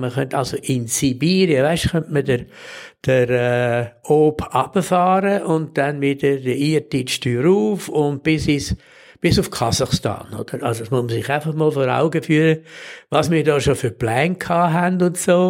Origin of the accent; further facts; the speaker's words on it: Switzerland; als Schweizer